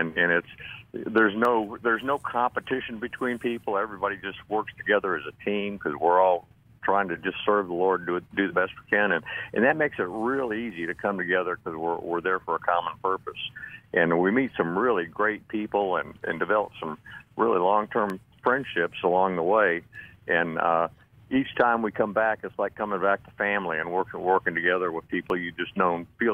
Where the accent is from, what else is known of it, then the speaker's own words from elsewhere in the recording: Longview, Texas, United States; I'm from Longview, Texas